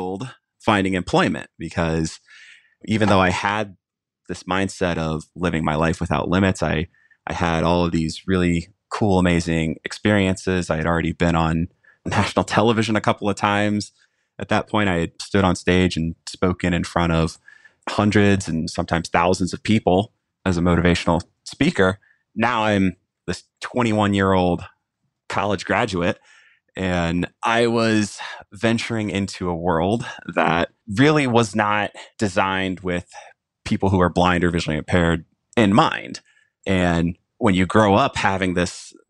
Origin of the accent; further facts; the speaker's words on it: Jacksonville, United States; my hometown of Jacksonville